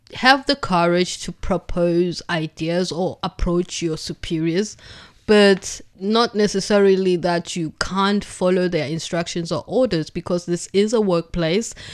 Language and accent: English; Durban, KwaZulu-Natal, South Africa; now in Beijing, China; I come from Durban in South Africa, which is a coastal city on the east coast of South Africa